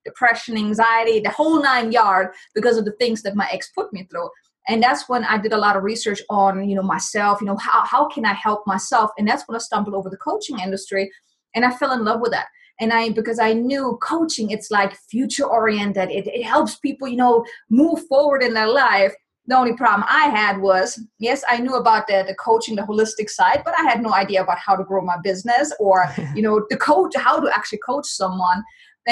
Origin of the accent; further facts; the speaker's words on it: Germany; moved away as an adult; now in United States; Originally, I'm from Germany, so I came to the States back in 2006